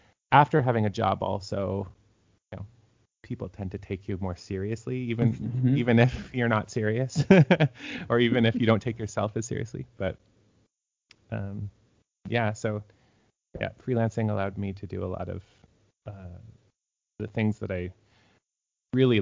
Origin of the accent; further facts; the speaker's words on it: Toronto, Ontario, Canada; moved away as an adult; also born or lived in Saskatoon, Canada / Regina, Canada / Kitchener-Waterloo, Canada; I'm from Toronto and had moved out to Saskatchewan to play in Saskatoon Symphony and then the Regina Symphony